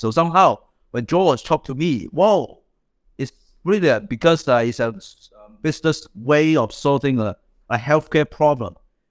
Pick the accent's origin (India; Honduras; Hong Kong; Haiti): Hong Kong; moved away as an adult; now in London, United Kingdom; I came from Hong Kong all the way. Before I moved from Hong Kong to London and studied in Cambridge, I worked on the healthcare and NGO for like 10 years